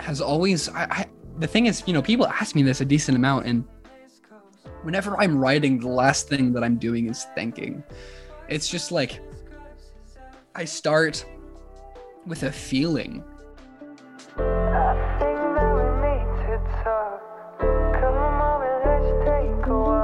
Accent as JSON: {"language": "English", "town": "Oklahoma City", "region": "Oklahoma", "country": "United States", "tie": "born or raised there", "said": "I was born and raised here in Oklahoma City."}